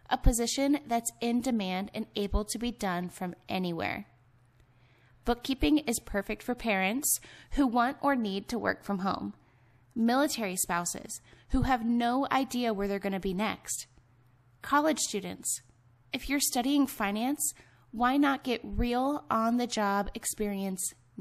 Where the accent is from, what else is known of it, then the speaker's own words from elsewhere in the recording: Ohio, United States; moved away as an adult; also born or lived in Salt Lake City, Utah; now in Nevada, United States; I'm from Ohio.